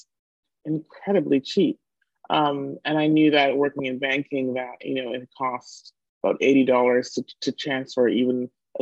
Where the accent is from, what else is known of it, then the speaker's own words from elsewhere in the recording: Jamaica; now in Toronto, Canada; I'm Jamaican.